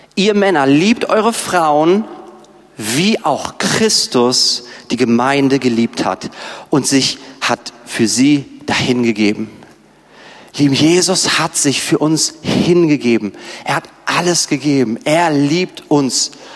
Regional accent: Berlin, Germany; wir Berliner

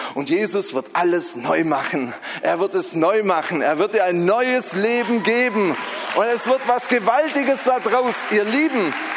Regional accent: Southern Germany, Germany; moved away; Ich komme ja aus Süddeutschland, das hört man vielleicht so ein bisschen

